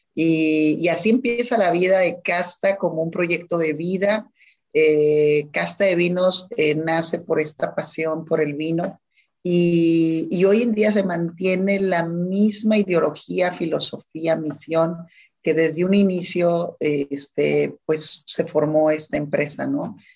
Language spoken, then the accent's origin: Spanish; Ensenada, Baja California, Mexico; yo soy de Ensenada